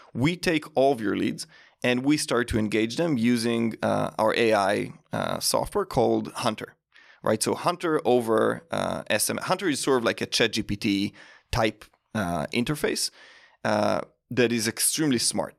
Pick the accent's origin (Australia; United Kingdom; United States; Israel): Israel; moved away; grew up in Israel